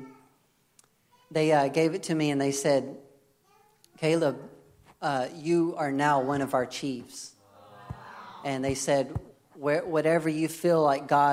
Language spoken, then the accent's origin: English; United States; I'm American.